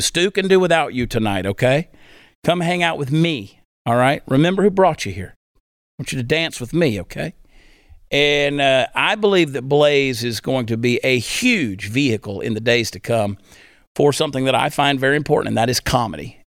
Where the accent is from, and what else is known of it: United States